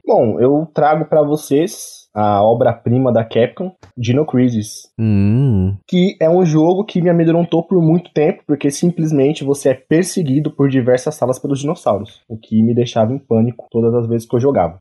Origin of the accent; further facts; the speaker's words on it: Brazil; eu sou brasileiro